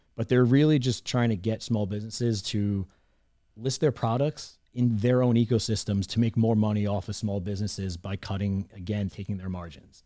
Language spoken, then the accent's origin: English; Long Island, New York, United States; I grew up in Long Island, New York, right on the, uh, in the suburbs, right next to Queens